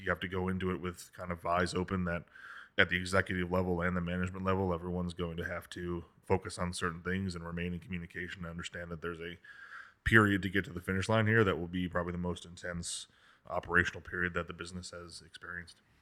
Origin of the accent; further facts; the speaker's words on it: Kansas, United States; moved away; I grew up in Kansas